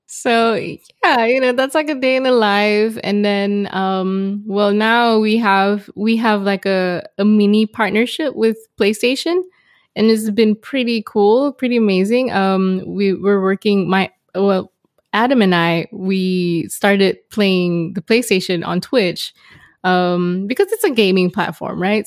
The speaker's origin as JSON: {"language": "English", "country": "Malaysia", "tie": "born or raised there", "said": "growing up in Malaysia, trying to make it into the international music scene"}